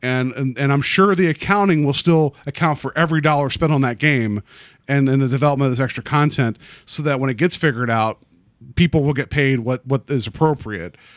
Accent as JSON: {"language": "English", "region": "West Virginia", "country": "United States", "tie": "born or raised there", "moved": "yes", "said": "I grew up in West Virginia"}